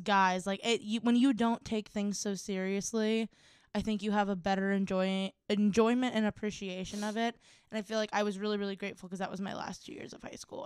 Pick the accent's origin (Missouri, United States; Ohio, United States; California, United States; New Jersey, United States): Ohio, United States; Cleveland; we are from Cleveland